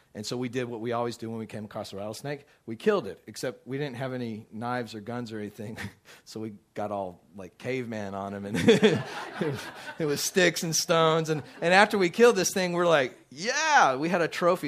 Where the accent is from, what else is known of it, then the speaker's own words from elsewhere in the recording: Midland, Texas, United States; also born or lived in Dallas, Texas; I grew up out in Midland, Texas, and we often, when we lived out in the country